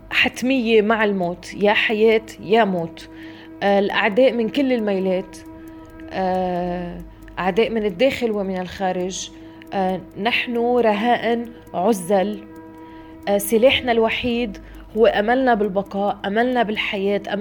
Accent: Lebanon; انا قطعت املي من لبنان واذا هلا بدي بيع هويتي اذا حدا بيشتري بدي سافر

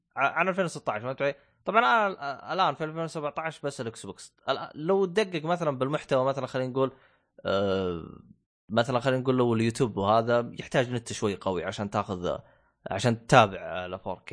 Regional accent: Saudi Arabia; عندنا في السعودية

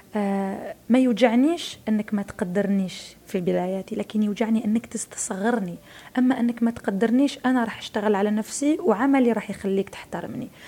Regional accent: Algeria

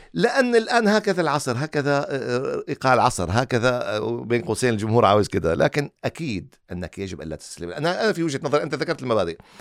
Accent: Syria; now in Qatar; وأنا خارج قطر يعني أنا سوري

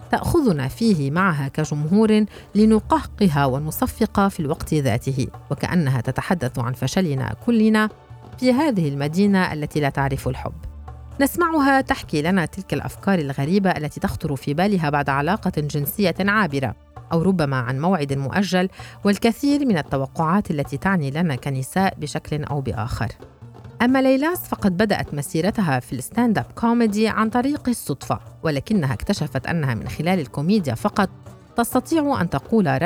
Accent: Syria; now in Berlin, Germany; كفلسطينية سورية تعيش في برلين

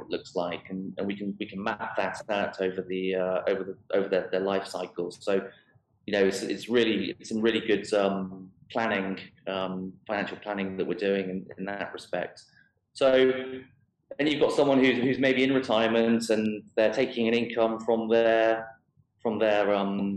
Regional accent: United Kingdom; now in Dubai, United Arab Emirates; I am British

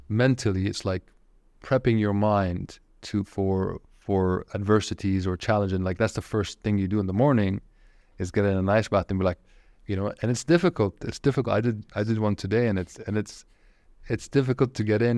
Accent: Saudi Arabia; moved away; also born or lived in Japan; you and I grew up in Saudi Arabia, it was a different Saudi Arabia

